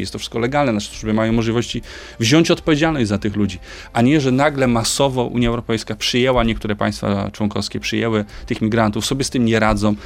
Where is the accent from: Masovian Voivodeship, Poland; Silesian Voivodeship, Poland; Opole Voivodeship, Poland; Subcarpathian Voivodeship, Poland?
Opole Voivodeship, Poland; będę na mojej rodzinnej Opolszczyźnie. Y, w, z której pochodzę